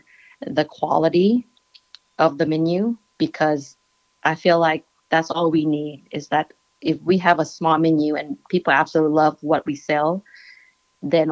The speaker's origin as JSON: {"language": "English", "country": "Laos", "said": "I'm Laotian. I'm from Laos."}